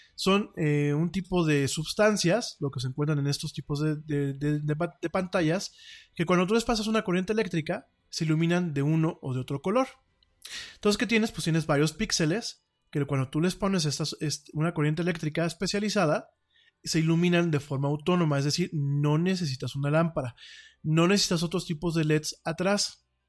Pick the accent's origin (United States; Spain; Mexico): Mexico; orgullosamente soy mexicano, aquí vivo y aquí me pienso morir